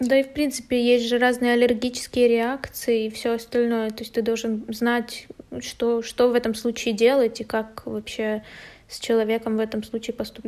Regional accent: Kryvyi Rih, Dnipropetrovsk Oblast, Ukraine; я из Кривого Рога

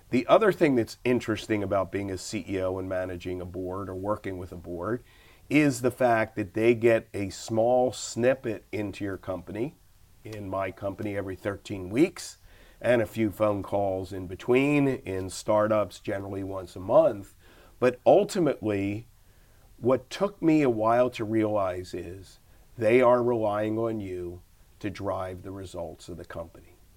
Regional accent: Philadelphia, Pennsylvania, United States; I am an unlikely character from inner city Philly to actually do it. I, I grew up in West Oak Lane in a row house.

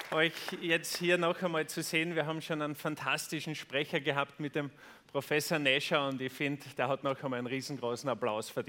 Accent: Austria; Und bei uns in Österreich ist es so, da gibt es die Tageszeitung Österreich, die Krone und den Kurier.

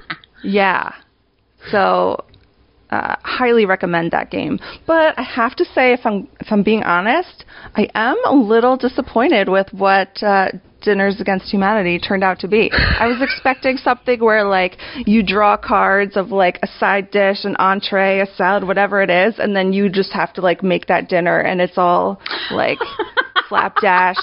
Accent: New York, United States; moved away; I'm born and raised in New York, living in New York again.

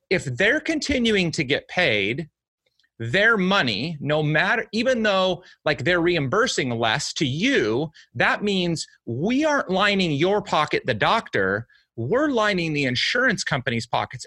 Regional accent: United States; I was born and raised in the United States

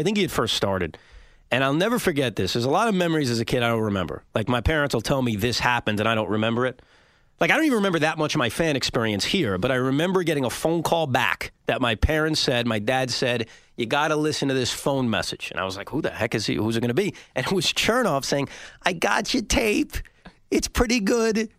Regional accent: Woodmere, New York, United States; also born or lived in Maryland; I was growing up in Woodmere, Long Island, uh, right near John F. Kennedy Airport.

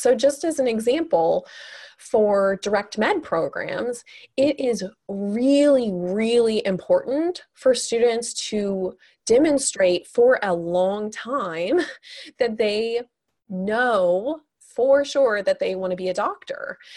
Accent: Kansas City, United States; I'm originally from Kansas City

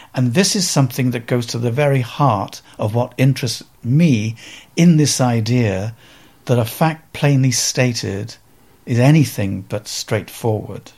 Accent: Cardiff, Wales, United Kingdom; accent: slightly Welsh; moved away as an adult; also born or lived in Manchester / New York; something in my accent um, of being slightly from Wales

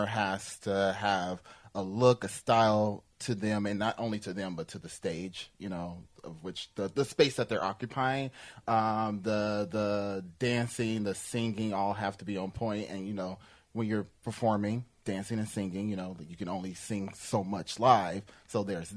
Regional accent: Kansas City, Missouri, United States; I'm from Kansas City, Missouri

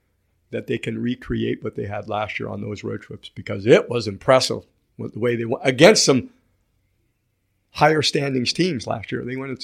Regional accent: United States; I'm American though.

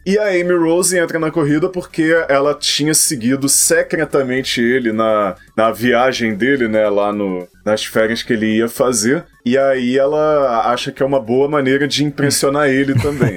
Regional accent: Brazil; nós somos brasileiros

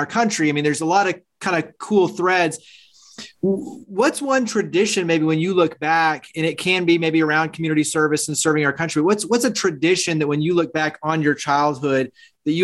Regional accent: Milwaukee, Wisconsin, United States; I was born in Milwaukee

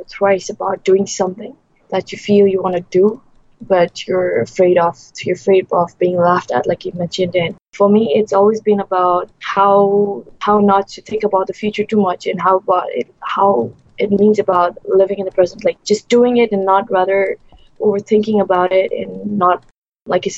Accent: Bhutan; now in Malaysia; I'm from Bhutan. It's a small country in the Himalayas, sandwiched between India and China and Nepal and Bangladesh. I'm a Buddhist by religion, and I grew up in Bhutan

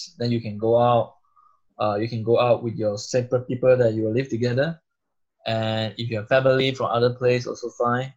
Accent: Butterworth, Penang, Malaysia; moved away as an adult; now in Munich, Germany; So I'm originally from Malaysia, Penang, Butterworth

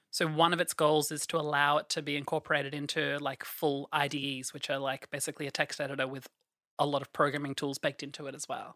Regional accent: Australia; I am from Australia.

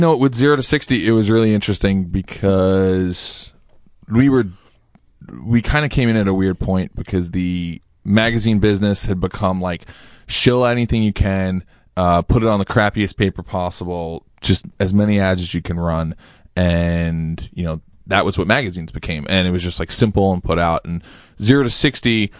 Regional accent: New York City, New York, United States; I grew up in Queens, New York

